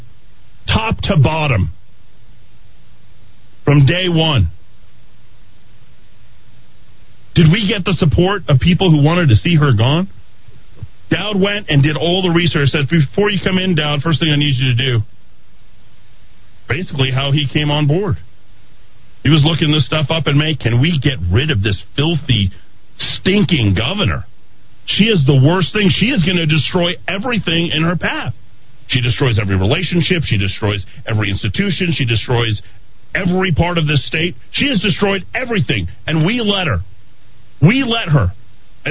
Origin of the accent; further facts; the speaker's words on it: Albuquerque, New Mexico, United States; Me and a couple of my friends, Jason and Stephanie, both got into St. Pius. Everybody else went to West Mesa, or as we referred to it back in the day, Wasted Mesa.